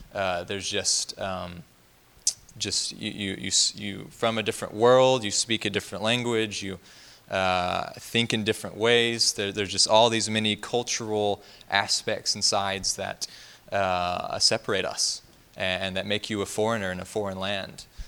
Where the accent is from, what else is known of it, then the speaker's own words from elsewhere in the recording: Alabama, United States; moved away as an adult; also born or lived in Middle East; I'm from Alabama